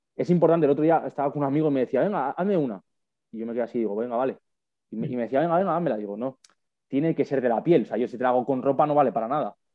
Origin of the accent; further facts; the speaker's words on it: Madrid, Community of Madrid, Spain; also born or lived in Huesca; yo soy de Madrid, yo no soy de allí de Tarragona